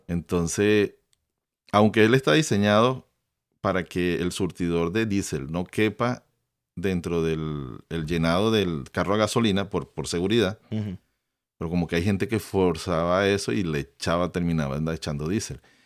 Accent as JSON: {"language": "Spanish", "country": "Venezuela", "said": "yo soy de Venezuela"}